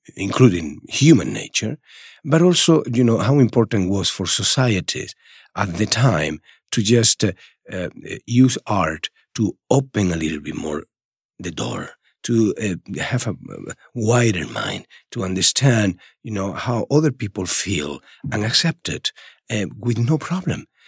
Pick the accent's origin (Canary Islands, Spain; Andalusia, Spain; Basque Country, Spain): Andalusia, Spain; Málaga; English is a second language; moved away as an adult; also born or lived in Madrid; in Málaga, in my hometown, there was literally nothing